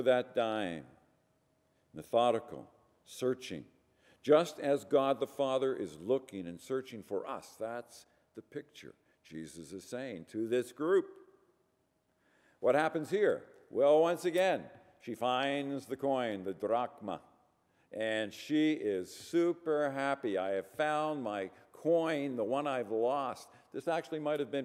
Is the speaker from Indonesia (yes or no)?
no; Ireland; I'm Irish